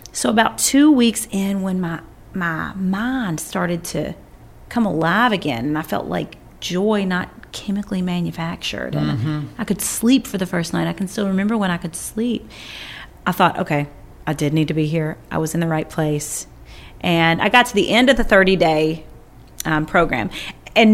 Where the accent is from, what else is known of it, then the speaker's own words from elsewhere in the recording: Kentucky, United States; it was in my hometown in Kentucky